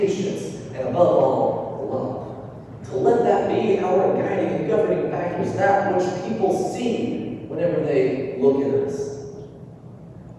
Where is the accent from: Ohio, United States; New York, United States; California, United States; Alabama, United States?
Alabama, United States; North; moved away as an adult; also born or lived in Montgomery, Alabama; now in Mobile, United States; growing up in North Alabama, everybody goes to public school